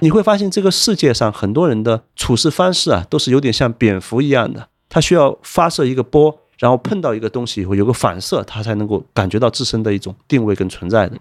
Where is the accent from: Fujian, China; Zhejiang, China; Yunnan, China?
Zhejiang, China; Wenzhou; moved away; also born or lived in Hong Kong / Shanghai / Macau; 我是温州人